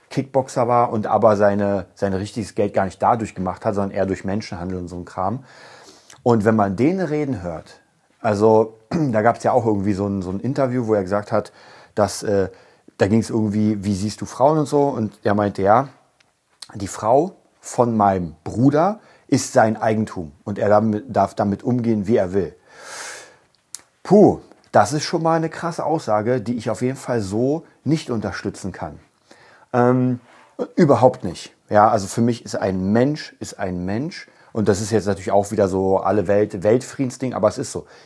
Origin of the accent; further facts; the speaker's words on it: Berlin, Germany; ich komme aus Berlin, ich komme aus Berlin-Kreuzberg, ich habe da sehr, sehr, sehr lange gelebt.